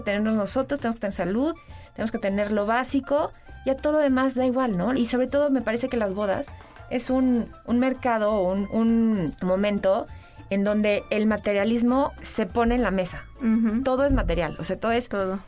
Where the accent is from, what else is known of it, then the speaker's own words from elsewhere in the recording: Mexico; somos mexicanos